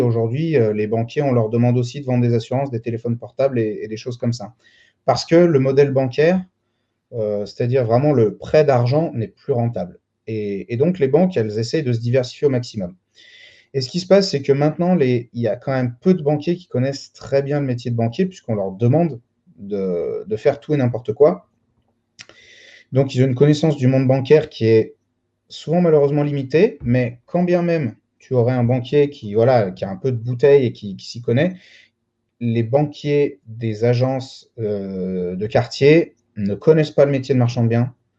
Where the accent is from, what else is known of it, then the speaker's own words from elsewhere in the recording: Lyon, Auvergne-Rhône-Alpes, France; Je, suis né, j'ai grandi à Lyon